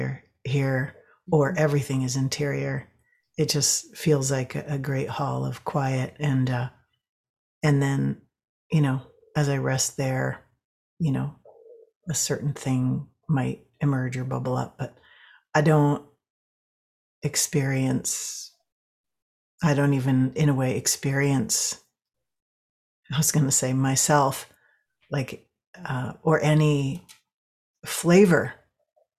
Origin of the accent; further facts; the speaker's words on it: New England, United States; now in New Mexico, United States; And I grew up in New England, where you just see a strip of sky up above, you know.